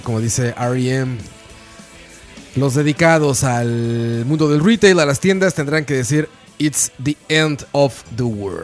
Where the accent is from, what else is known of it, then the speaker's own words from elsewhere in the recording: Mexico; moved away; En mi tierra natal se está festejando el Día de los Muertos.